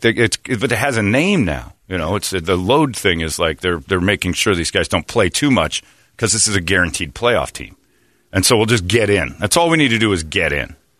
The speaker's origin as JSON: {"language": "English", "town": "Chicago", "region": "Illinois", "country": "United States", "tie": "born or raised there", "said": "I grew up in South Chicago"}